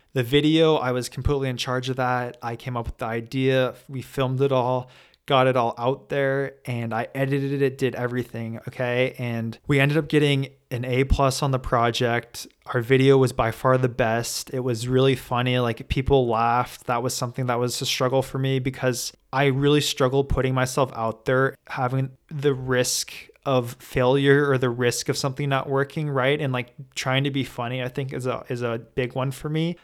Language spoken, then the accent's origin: English; Los Angeles, California, United States; growing up in Los Angeles, going to private school my entire life